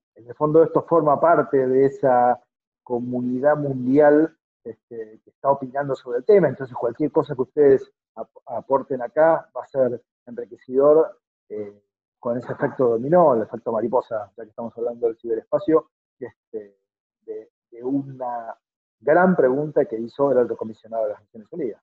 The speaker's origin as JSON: {"language": "Spanish", "country": "Argentina", "said": "todos somos iguales en algún punto, como todos argentinos"}